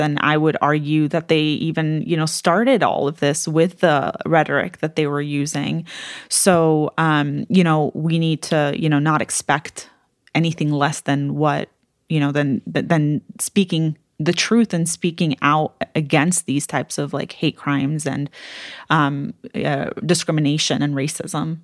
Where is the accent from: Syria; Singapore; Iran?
Syria; I was from Syria